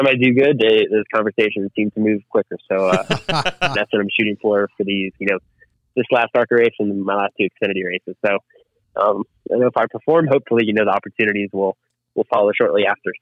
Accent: Miami, Florida, United States; born and raised in Miami.

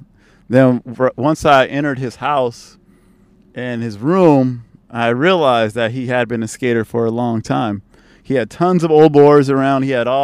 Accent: San Francisco, California, United States; also born or lived in Oakland, California; I was raised in Oakland until I was 9. Then we moved to the city

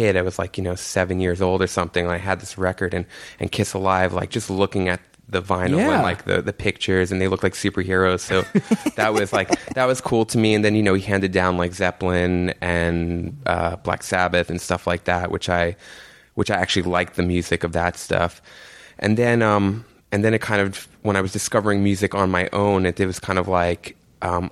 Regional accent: New York City, New York, United States; I grew up in Jamaica, Queens, right near like St. John's University with my mom and my aunt

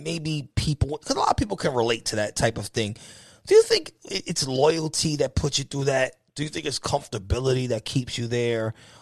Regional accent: New York, United States; now in Pennsylvania, United States; I'm originally from New York. I stay in Pennsylvania now.

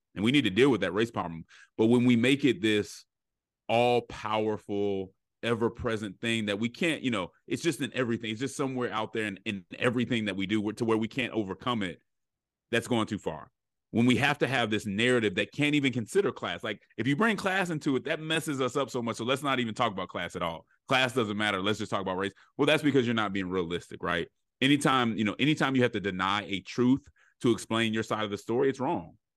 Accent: Denver, Colorado, United States; I'm from Colorado, uh, Denver, Colorado, and so I experienced a very diverse, um, childhood.

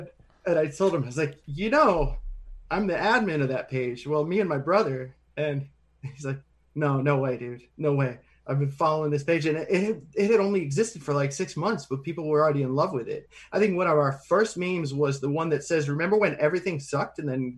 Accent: Central New York, United States; And I'm almost 40 now. So most of my life, Spanish has been my first language, which is a novelty for somebody who's from the region of the world that I'm from. Right. From, you know, like the farmlands of Central New York.

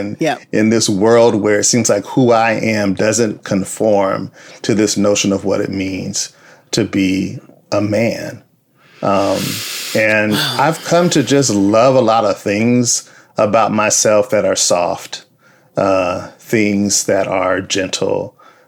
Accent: Compton, California, United States; I grew up in Compton, California

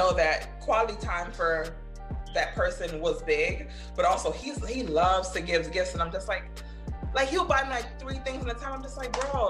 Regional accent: Jamaica; I'm Jamaican

